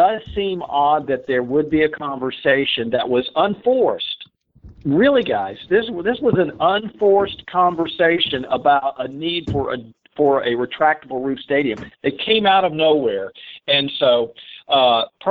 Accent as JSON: {"language": "English", "town": "Dallas", "region": "Texas", "country": "United States", "tie": "born or raised there", "said": "I grew up in Dallas"}